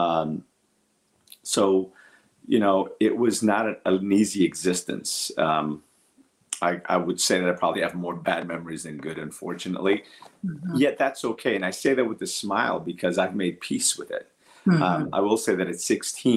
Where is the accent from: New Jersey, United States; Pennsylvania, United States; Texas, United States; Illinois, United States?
New Jersey, United States; Newark; English is a second language; also born or lived in Portugal; I grew up in Newark, New Jersey